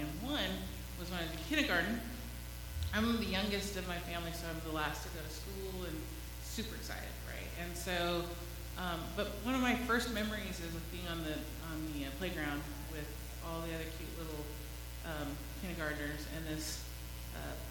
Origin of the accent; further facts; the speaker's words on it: White Center, Washington, United States; When I was growing up in White Center, it was predominantly white, a blue-collar neighborhood.